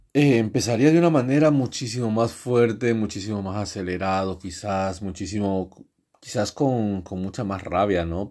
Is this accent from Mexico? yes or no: no; Catalonia, Spain; also born or lived in Ecuador / Cornellà; Yo en España prácticamente he crecido